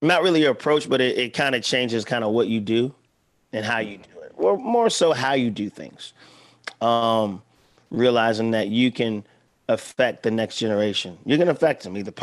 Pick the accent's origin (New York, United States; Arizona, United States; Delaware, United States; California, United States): Delaware, United States; Milton; moved away; my hometown, Milton, Delaware